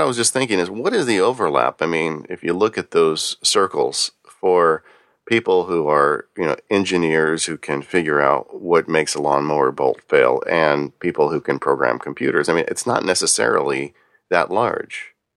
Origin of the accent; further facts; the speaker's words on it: Southern California, United States; growing up in Southern California, everything here is, um, is wood frame stucco covered